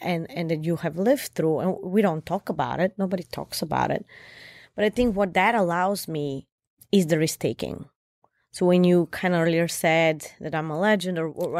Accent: Bulgaria; And here I am from Bulgaria. I went through so much in life

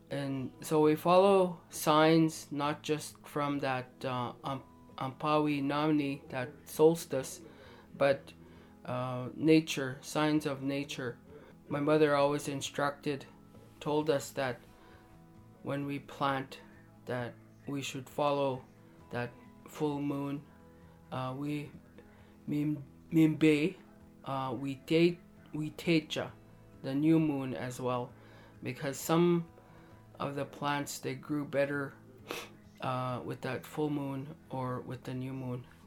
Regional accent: Standing Buffalo Dakota Nation, Saskatchewan, Canada; I come from Tatankanaji, Standing Buffalo.

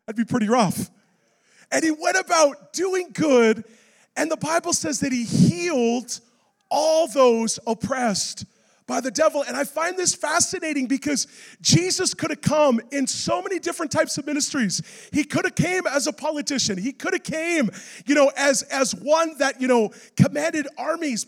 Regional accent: Vancouver, British Columbia, Canada; I'm from Vancouver

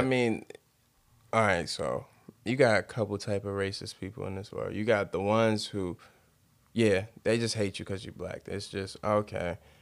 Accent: United States; we live here. We're from America.

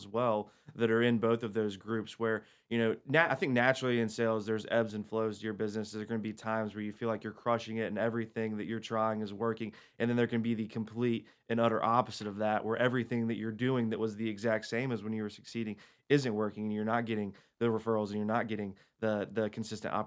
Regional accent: Hickory, North Carolina, United States; moved away as an adult; now in Cornelius, United States; I grew up in Hickory.

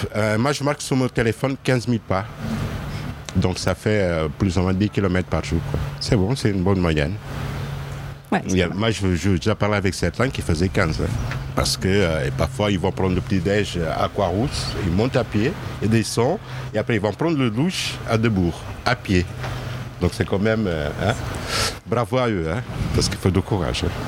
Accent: Lisbon, Portugal; moved away as an adult; also born or lived in Burgundy; now in Lyon, France; je suis né à Lisbonne. Euh, ça fait dix ans que je suis à Lyon.

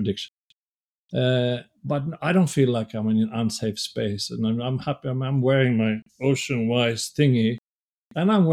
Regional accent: Sweden; English is a second language; moved away as an adult; now in Canada; I was born in Sweden

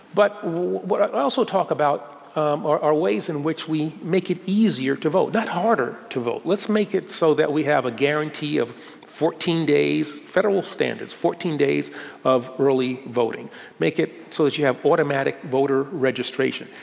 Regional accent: New York City, New York, United States; born or raised there

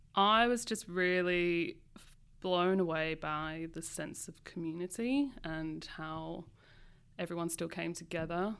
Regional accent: London, United Kingdom; now in Australia; growing up in London

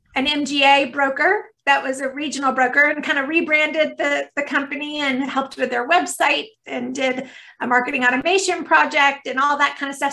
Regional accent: Stone Mountain, Georgia, United States; I've grown up in Georgia. I've been here my entire life. So, you know, definitely Southern

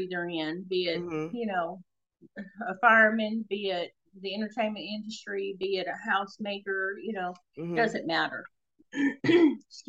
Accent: the South, United States; Now, I'm from the South

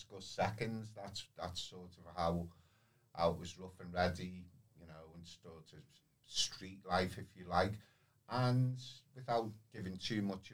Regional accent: Liverpool, North West England, United Kingdom; I grew up through the 70s and the 80s, and then Liverpool was very, very deprived area

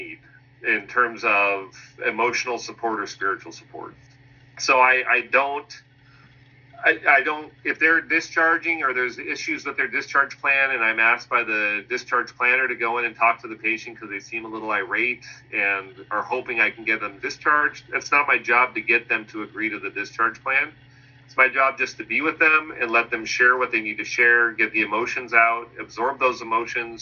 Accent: Concord, California, United States; Mount Diablo Medical Center in Concord, which was my hometown

